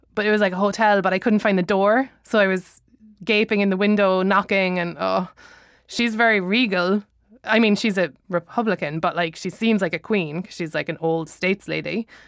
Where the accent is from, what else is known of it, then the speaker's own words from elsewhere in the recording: Ireland; I'm an Irish citizen